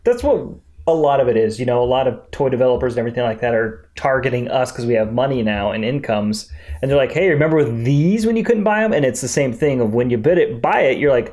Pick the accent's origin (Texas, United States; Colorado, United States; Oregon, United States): Colorado, United States; growing up in Colorado